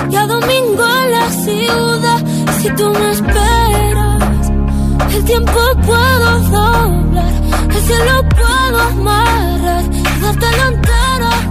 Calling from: Madrid, Community of Madrid, Spain; soy de Madrid y quiero votar por la canción

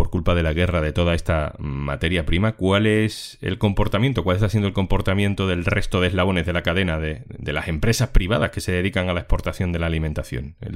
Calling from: Madrid, Community of Madrid, Spain; Hola, ¿qué tal? … de Madrid.

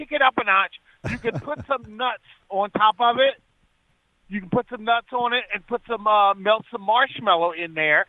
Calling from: Stanford, California, United States; I'm calling from Stanford.

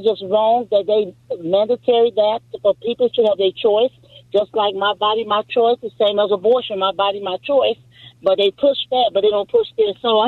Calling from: San Dimas, California, United States; I'm calling from San Dimas.

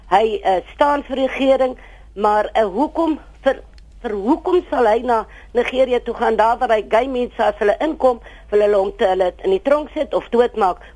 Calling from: Bellville, Western Cape, South Africa; ek is … van Belwel.

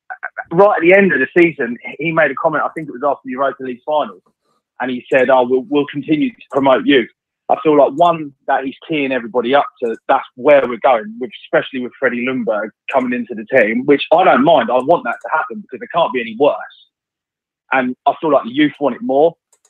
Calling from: Worthing, South East England, United Kingdom; I'm calling from Worthing.

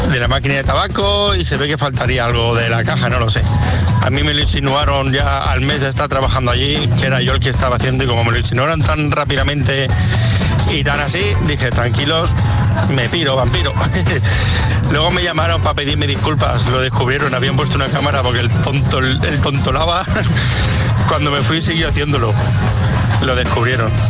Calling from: Valencia, Valencian Community, Spain; Buenos días … de Valencia.

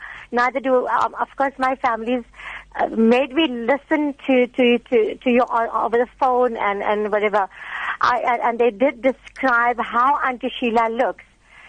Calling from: Pietermaritzburg, KwaZulu-Natal, South Africa; I'm calling from Pietermaritzburg.

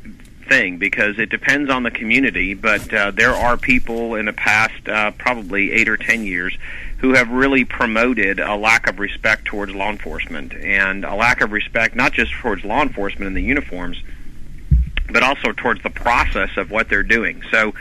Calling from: Atlanta, Georgia, United States; Calling from Atlanta.

